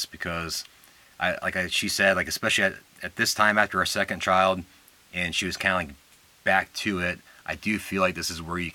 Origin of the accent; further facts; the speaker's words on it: Arizona, United States; moved away as an adult; also born or lived in Nebraska / Tucson, Arizona; we're from Arizona